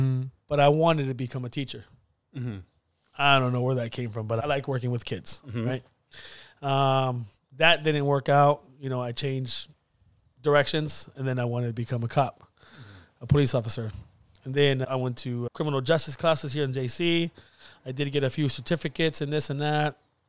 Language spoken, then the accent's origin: English; Napa, California, United States; Here in Napa. Four generations.